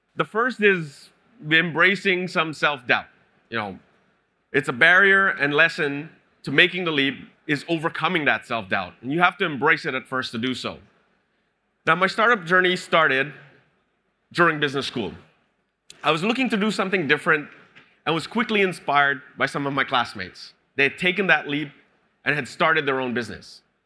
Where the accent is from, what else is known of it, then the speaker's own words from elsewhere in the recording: Canada; moved away as an adult; now in Singapore; I'm Canadian